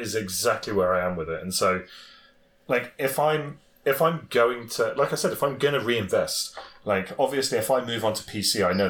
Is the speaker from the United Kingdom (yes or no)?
yes; United Kingdom; as a Brit